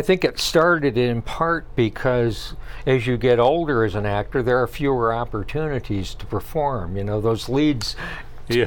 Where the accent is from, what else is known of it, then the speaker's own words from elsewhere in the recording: Jackson, Michigan, United States; moved away as an adult; now in Traverse City area, United States; I grew up in the Jackson area